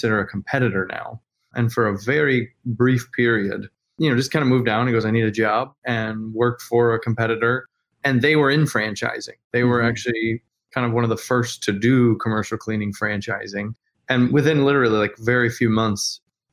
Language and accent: English; South Florida, United States; I'm from South Florida. And when I was a kid, it was Adam Poulitz, the grocery store